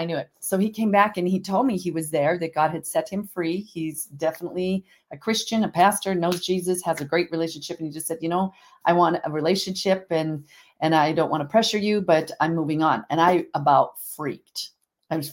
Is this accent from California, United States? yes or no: no; Montana, United States; I'm here from Montana, obviously, and grew up on a ranch part-time and in a small community of 35,000 people